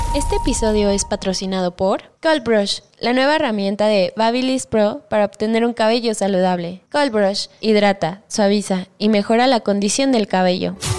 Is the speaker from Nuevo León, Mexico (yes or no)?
yes; Monterrey, Nuevo León, Mexico; yo soy de Monterrey